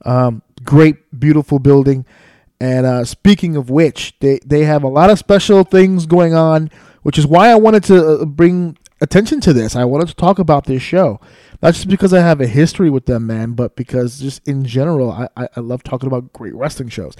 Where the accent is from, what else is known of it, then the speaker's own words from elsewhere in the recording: New York City, New York, United States; my hometown of New York City, where I live and where I raised my son and where I have all of my life right here in New York City